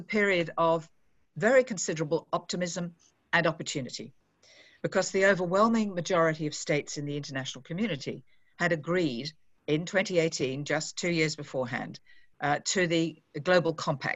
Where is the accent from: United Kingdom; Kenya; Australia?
Australia; moved away as an adult; now in Geneva, Switzerland; as an Australian who's now had the last 8 months in Geneva